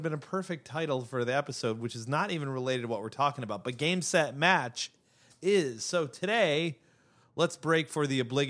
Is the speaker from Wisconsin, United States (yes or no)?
yes; Wisconsin, United States; accent: Wisconsin; Yeah, I could whip out my, I could whip out my Wisconsin accent